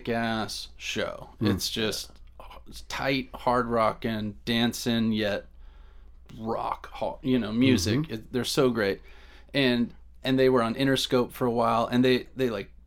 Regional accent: Southern California, United States; being a Southern California kid

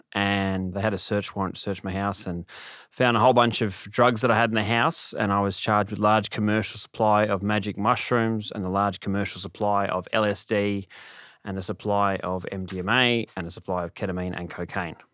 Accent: Sydney, New South Wales, Australia; also born or lived in Bathurst; I grew up in Sydney.

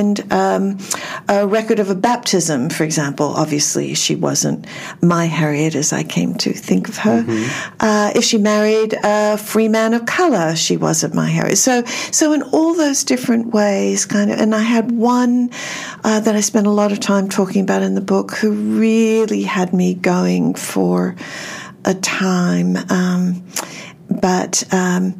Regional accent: Australia; now in United States; I'm originally from Australia, so I don't have any genealogy to do over here.

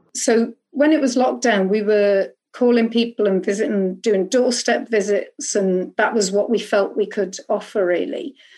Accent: Liverpool, North West England, United Kingdom; I'm from Liverpool, and I'm from Growing Sudley Community and Trust Company

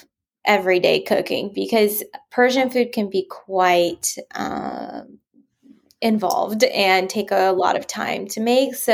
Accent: California, United States; now in France; I am from California originally

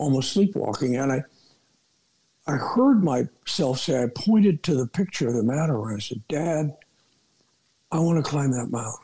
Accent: Glendale, California, United States; I was born in Southern California and grew up in a suburb of Los Angeles. A place called Glendale

